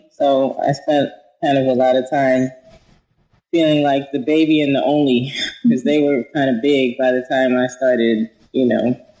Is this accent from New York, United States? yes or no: yes; Queens, New York, United States; Oh, I'm from Queens, New York.